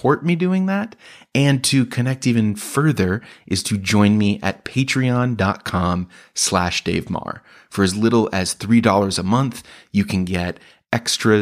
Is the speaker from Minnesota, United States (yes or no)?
no; Chicago, Illinois, United States; I am a comedian from Chicago